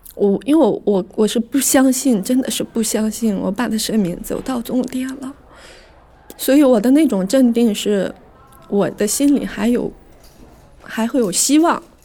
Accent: Inner Mongolia, China; now in Beijing, China; 今年三十五岁，来自内蒙古，土生土长的内蒙古农村人。然后，嗯，现在在北京生活，现在是一个全职妈妈

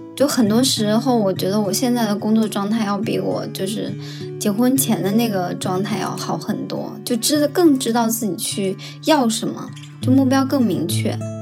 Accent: Shanxi, China; now in Beijing, China; 我是山西人

